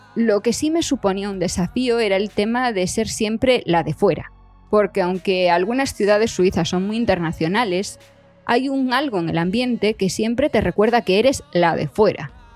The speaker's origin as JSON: {"language": "Spanish", "region": "Galicia", "country": "Spain", "also_born_or_lived": "Madrid / Switzerland", "moved": "as an adult", "said": "yo soy gallega"}